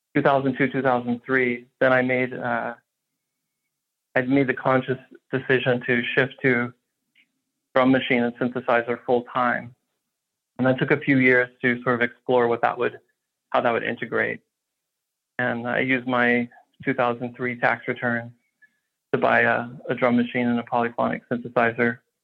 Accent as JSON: {"language": "English", "town": "Houston", "region": "Texas", "country": "United States", "tie": "born or raised there", "said": "I grew up in Houston, so I was completely surrounded by country western"}